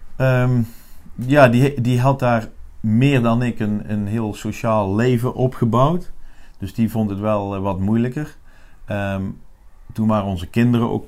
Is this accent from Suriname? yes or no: no; Netherlands; in Nederland, waar ik vandaan kom